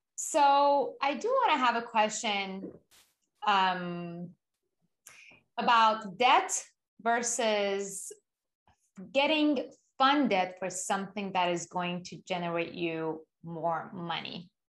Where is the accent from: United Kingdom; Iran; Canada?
Iran; also born or lived in Japan; now in United States; not being from America, I was born and raised in Iran